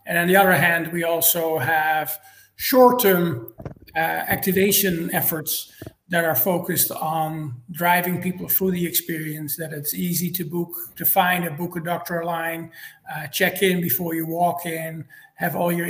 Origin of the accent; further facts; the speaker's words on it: United States; by now my wife and I uh, have a horse farm here in Georgia. I'm American.